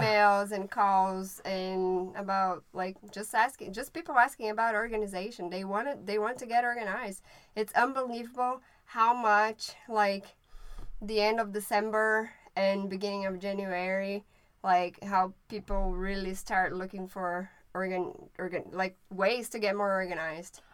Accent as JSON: {"language": "English", "country": "Brazil", "also_born_or_lived": "Maryland", "first_language": "Portuguese", "second_language": "English", "moved": "yes", "lives_now": "United States", "said": "I am from Brazil and I speak Portuguese."}